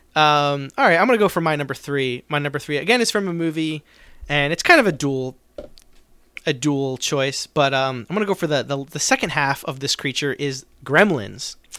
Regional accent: New Jersey, United States; I grew up in South Jersey

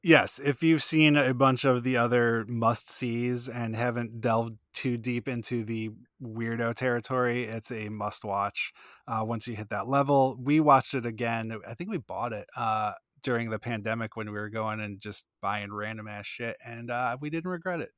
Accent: Northeast, United States; I'm from the Northeast

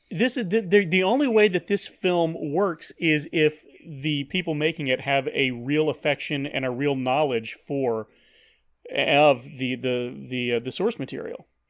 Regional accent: Paris, Texas, United States; moved away; I was still living in my hometown, Paris, Texas, the second largest Paris in the world.

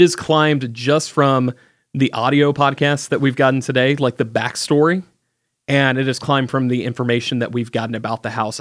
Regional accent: the South, United States; I grew up in the South

